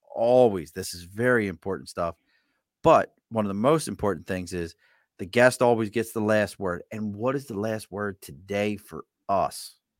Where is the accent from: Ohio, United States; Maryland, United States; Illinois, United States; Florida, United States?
Maryland, United States; Baltimore; accent: Baltimore accent; now in Albany, United States; I'm originally from Baltimore, Maryland